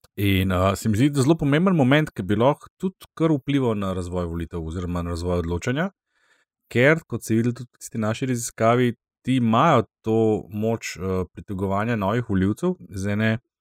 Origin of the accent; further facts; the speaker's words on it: Slovenia; Slovenci smo se v polpretekli zgodovini večkrat izkazali kot ljubitelji uh, sodelovanja